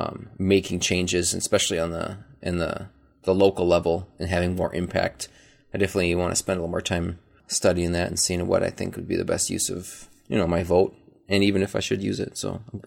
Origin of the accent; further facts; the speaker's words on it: Minnesota, United States; I'm from Minnesota.